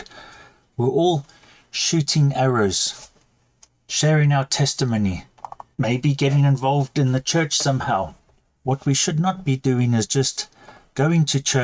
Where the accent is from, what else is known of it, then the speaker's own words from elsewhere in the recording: South Africa; now in United Kingdom; as you can hear, I'm South African